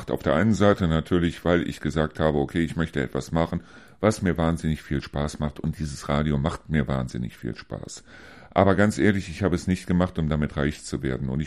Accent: Neuss, North Rhine-Westphalia, Germany; moved away; weil meine Heimat, ganz ehrlich, ist es noch nicht, kann es auch nach drei Jahren überhaupt nicht sein. Meine Heimat irgendwo ist immer noch Neuss.

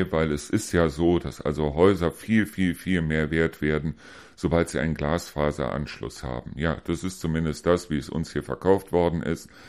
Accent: Neuss, North Rhine-Westphalia, Germany; Ich komme selber aus Neuss.

